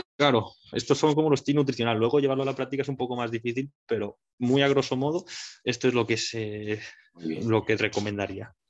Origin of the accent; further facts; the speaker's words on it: Mallorca, Balearic Islands, Spain; moved away as an adult; now in Barcelona, Spain; yo soy un chaval de Mallorca que vino a Barcelona hace eh, siete años ya